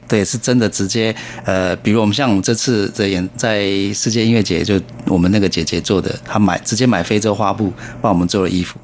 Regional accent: Taiwan; 我们台湾人

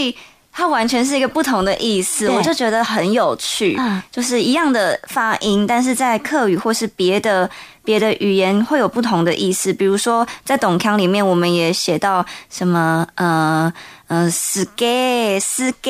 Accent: Toufen, Miaoli County, Taiwan; 在苗栗的头份

